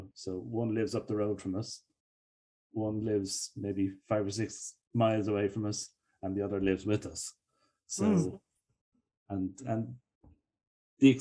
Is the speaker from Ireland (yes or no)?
yes; Ireland; accent: Irish; I'm in Dublin, Ireland